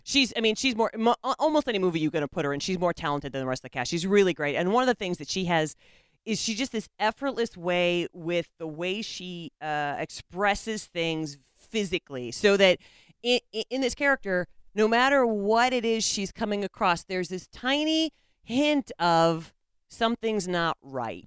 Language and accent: English; United States; we, as the American public